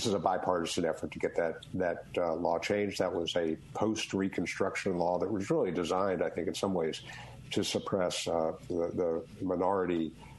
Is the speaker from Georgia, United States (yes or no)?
yes; Georgia, United States; now in Oxford, United States; I'm from Georgia. My driver's license, Jimmy Carter was governor of Georgia, the first driver's license I ever had